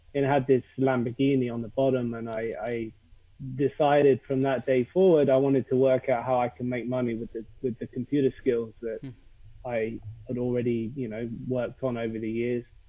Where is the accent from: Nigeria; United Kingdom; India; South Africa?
United Kingdom; accent: British, posh; now in London, United Kingdom; I am British with my beautiful British accent